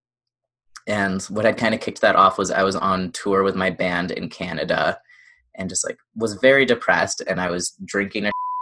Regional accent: Indiana, United States; moved away; I grew up in the Midwest

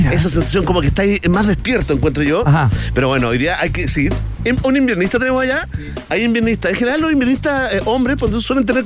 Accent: Chile; somos chilenos y nos quejamos de todas las cosas posibles.

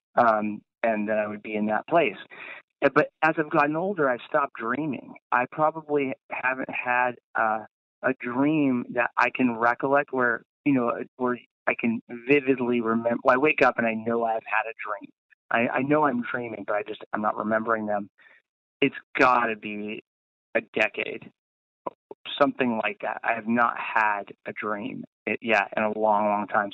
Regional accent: Laguna Beach, California, United States; growing up in Laguna Beach

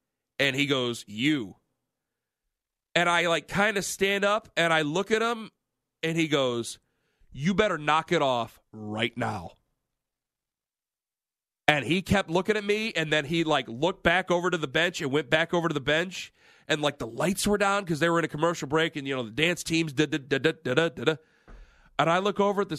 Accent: Canton, Ohio, United States; also born or lived in Tremont, Cleveland; I'm from Canton, it's about 55, 60 miles away

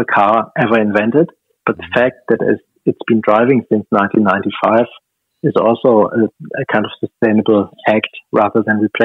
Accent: Stuttgart, Baden-Württemberg, Germany; moved away as an adult; now in Australia; my hometown

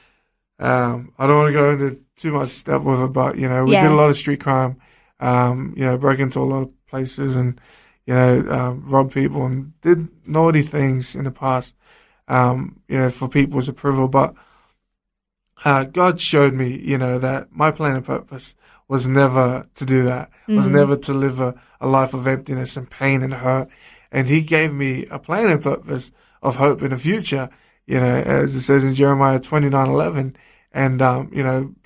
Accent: Sydney, New South Wales, Australia; I grew up in the streets of Sydney

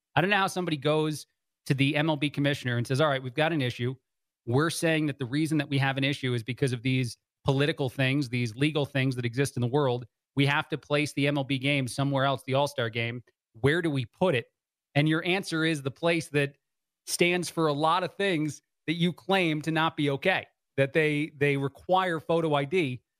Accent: New Jersey, United States; I was born in New Jersey from the East Coast

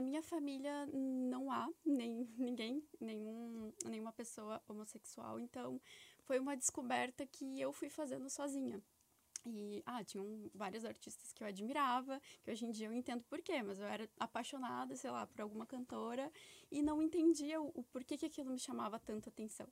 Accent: Brazil; moved away; eu venho de, um, de uma cidade lá do Brasil que é muito preconceituosa

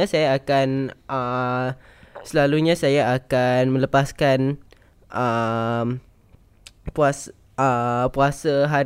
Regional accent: Singapore; also born or lived in Alor Gajah, Melaka, Malaysia (family kampung); saya warga Singapura tapi, tapi ada kampung. Ada kampung.

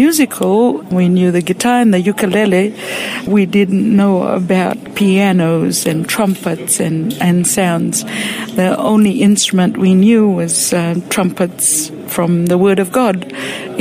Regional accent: Fiji; moved away as an adult; now in Australia; I grew up in Fiji.

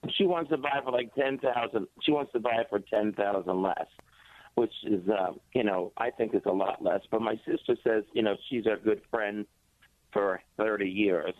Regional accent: Jersey Shore, New Jersey, United States; I'm a guy from the Jersey Shore. I have a house down the shore, right next to the oh, beach

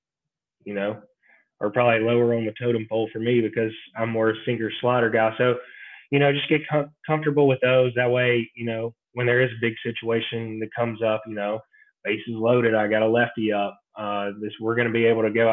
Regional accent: Brandon, Mississippi, United States; I'm from Brandon, Mississippi

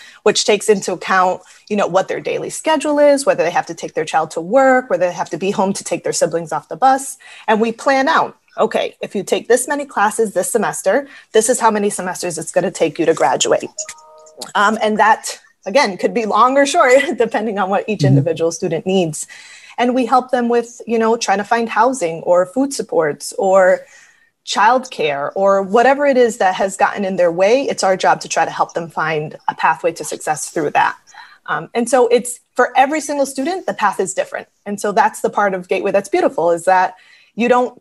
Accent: Springfield, Massachusetts, United States; I was born in Springfield and I grew up here

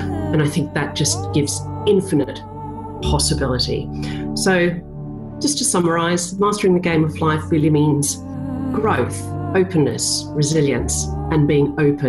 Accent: Australia; I am Australian.

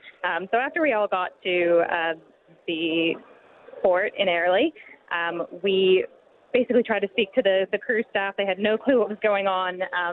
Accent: United States; I'm from the States.

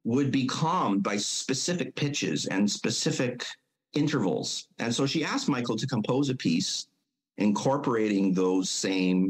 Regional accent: Mission, British Columbia, Canada; I grew up in Mission

